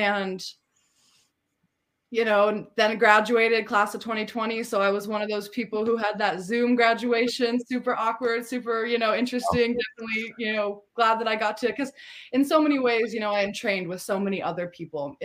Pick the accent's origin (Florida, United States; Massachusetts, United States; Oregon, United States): Oregon, United States; Tillamook; moved away; also born or lived in California; I was born in California and then we moved up to Oregon. I was raised around my mother, my aunt, my uncle, in a very, very, in a small town, kind of, I don't know if you know about Tillamook cheese, but where the cheese comes from in Oregon. I was raised in a small town on the coast there